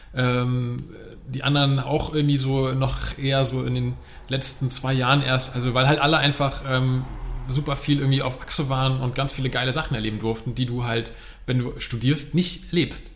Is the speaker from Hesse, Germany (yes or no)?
yes; Frankfurt, Hesse, Germany; moved away as an adult; now in between Hamburg and Bremen, Germany; gebürtiger Frankfurter